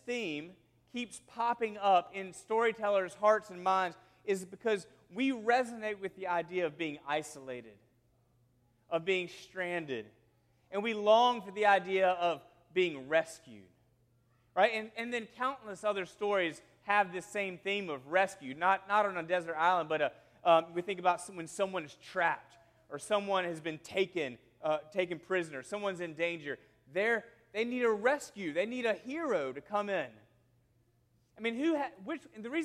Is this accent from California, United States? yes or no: no; South Carolina, United States; moved away; I'm from South Carolina, and we would say there at my home that we had a wild and woolly week